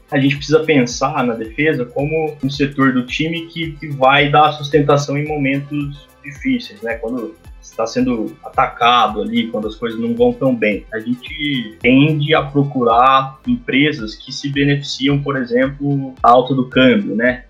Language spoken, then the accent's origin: Portuguese; interior of São Paulo, Brazil; accent: interior paulista; ser do interior de São, de São Paulo